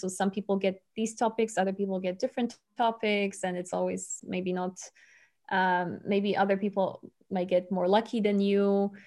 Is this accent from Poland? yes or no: yes; Poland; English is a second language; moved away as an adult; also born or lived in Rome, Italy; now in Bonn, Germany; I come from Poland, but I study in Rome